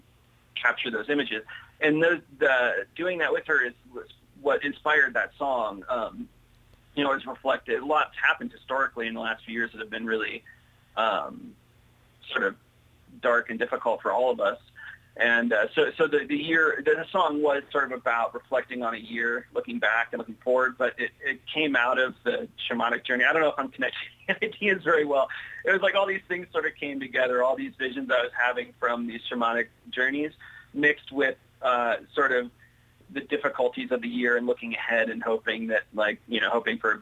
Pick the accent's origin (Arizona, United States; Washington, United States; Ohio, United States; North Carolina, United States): Ohio, United States; I grew up in Ohio